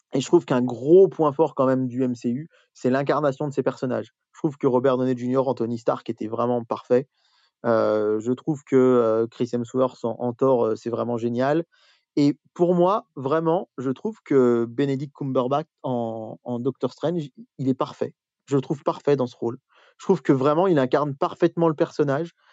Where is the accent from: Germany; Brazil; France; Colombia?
France